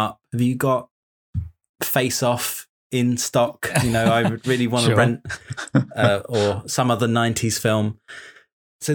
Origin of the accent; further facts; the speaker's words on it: Kemsing, South East England, United Kingdom; growing up in Kemsing, in Kent, we had this little tiny video store